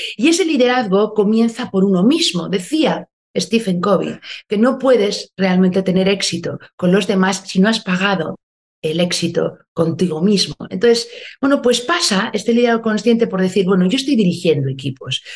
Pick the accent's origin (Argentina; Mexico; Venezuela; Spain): Spain; Basque Country; Soy una mujer del País Vasco, soy, nací, me desarrollé aquí, hoy me pillas aquí, en Euskadi